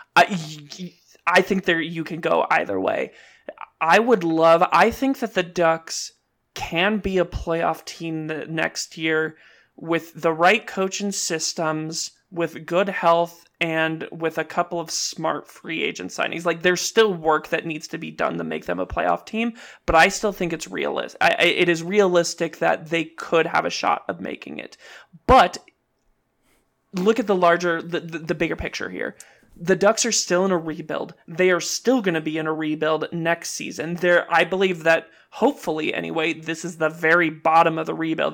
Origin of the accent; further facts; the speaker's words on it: Southern California, United States; growing up in Southern California, like I didn't really get into like sushi and Japanese food until a little bit later in life, but I grew up around really good Mexican food